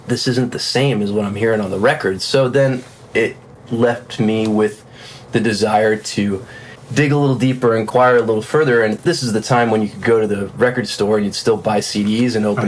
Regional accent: South Florida, United States; moved away as an adult; also born or lived in Nashville / Los Angeles; I'm from South Florida originally

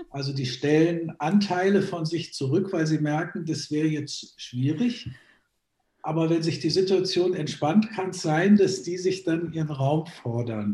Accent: Germany; also born or lived in Graz, Austria (half Styrian by ancestry); ich bin zwar in Deutschland aufgewachsen, aber eben halber Steirer

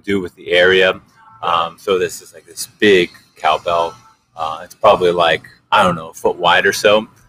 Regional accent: Switzerland; moved away; I was born in Switzerland and I see my family.

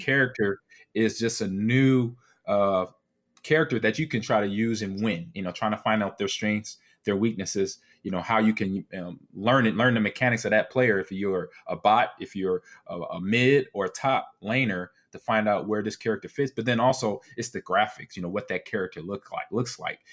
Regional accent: Nebraska, United States; I'm from Nebraska

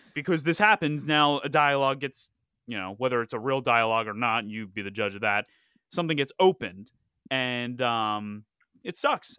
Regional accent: Philadelphia, Pennsylvania, United States; my hometown, Philadelphia

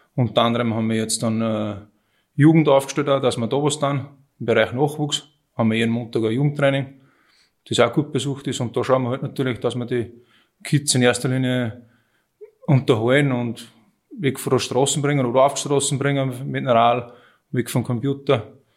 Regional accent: Münzkirchen, Upper Austria, Austria; Ich bin eigentlich aus Münzkirchen

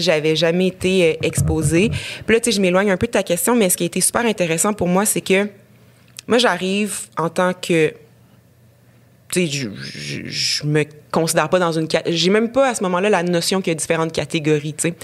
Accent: Rouyn-Noranda, Quebec, Canada; now in Montreal, Canada; j'ai grandi à Rouen-Noranda, dans un Québec assez euh, normatif

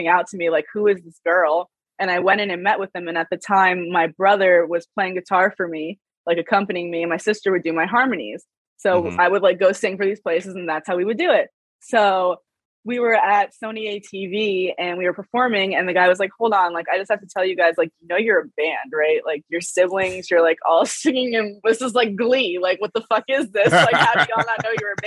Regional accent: New York, United States; now in Los Angeles, United States; I'm from New York

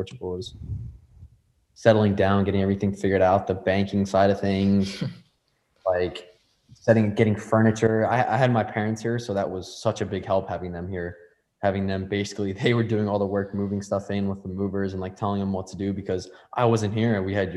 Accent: United States; we're both American

